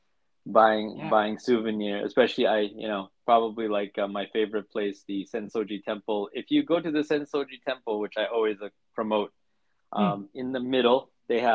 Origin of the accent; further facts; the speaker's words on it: United States; I'm American